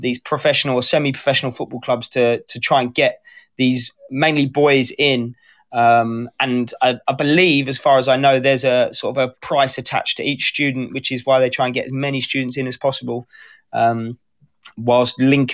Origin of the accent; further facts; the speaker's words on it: Kent, South East England, United Kingdom; I'm originally from Kent